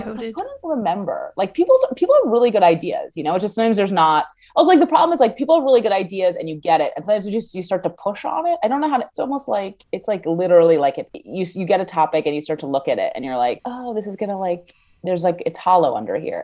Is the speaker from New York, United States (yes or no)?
yes; New York City, New York, United States; I'm from New York City